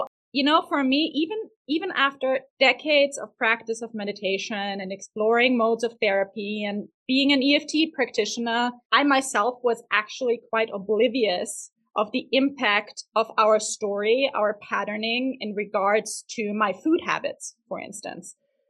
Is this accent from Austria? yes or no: yes; Vienna, Austria; But I'm also from Vienna, Austria, which is the heaven of pastry and cake.